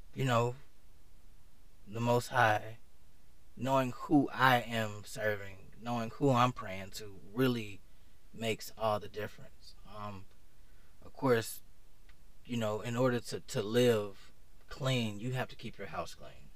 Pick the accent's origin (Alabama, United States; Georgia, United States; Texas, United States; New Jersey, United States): Georgia, United States; Atlanta; moved away as an adult; now in Japan; I'm actually from Atlanta.